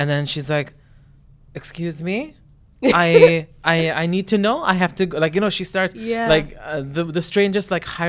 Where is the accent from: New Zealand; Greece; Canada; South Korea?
Canada; I was like, I am a Canadian. This is not how we behave.